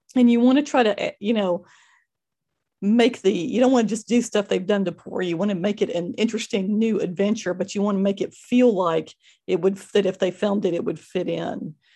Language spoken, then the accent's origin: English; Fort Worth, Texas, United States; I grew up in Fort Worth